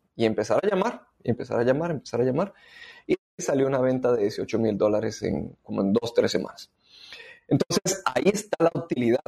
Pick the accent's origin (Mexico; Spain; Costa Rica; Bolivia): Costa Rica; moved away as an adult; now in Panama; soy costarricense, pero en el 2012 vine a vivir a Panamá